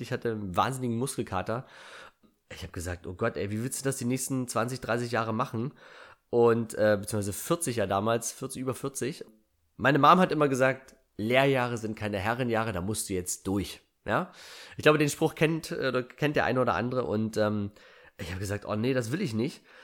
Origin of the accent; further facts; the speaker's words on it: Germany; Ich bin auf einem 880 Einwohnerdorf groß geworden. Ich bin also ein Kind der DDR